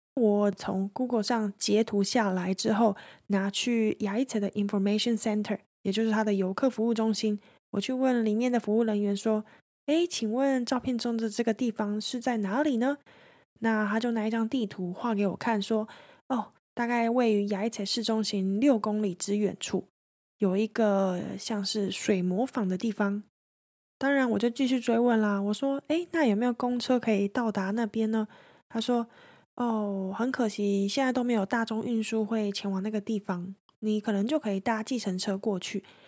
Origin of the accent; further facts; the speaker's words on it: Taiwan; 我就跟他说，诶，我从台湾来的啊